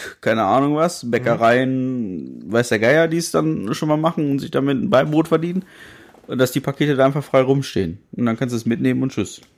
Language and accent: German; Germany; wo kommst du denn her? Ja, aus Deutschland